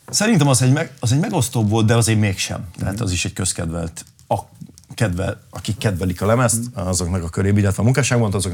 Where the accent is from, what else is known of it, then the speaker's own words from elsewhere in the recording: Kapuvár, Győr-Moson-Sopron, Hungary; most ott zártam a nyári turnémat, a szülővárosomban ott léptem fel.